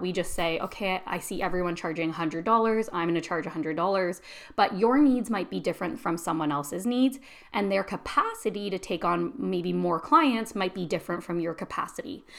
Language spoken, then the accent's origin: English; Canada; I'm Canadian